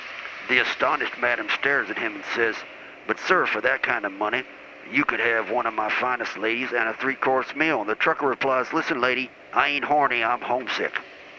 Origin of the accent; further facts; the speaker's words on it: Chattanooga, Tennessee, United States; also born or lived in Tulsa; Anyway, I was born in Tulsa, but my family moved me down to Chattanooga, and that's where I grew up.